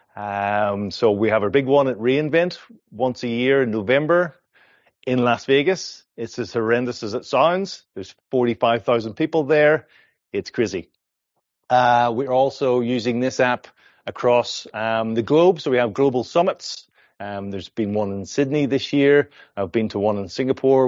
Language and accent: English; Ireland; accent: Irish; moved away as an adult; now in Perth, Australia; I'm originally from Ireland. This is an Irish accent